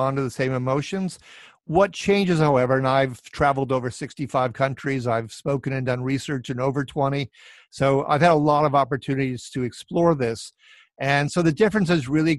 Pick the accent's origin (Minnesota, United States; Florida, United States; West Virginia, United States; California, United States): Minnesota, United States; Minneapolis; my hometown of Minneapolis, St. Paul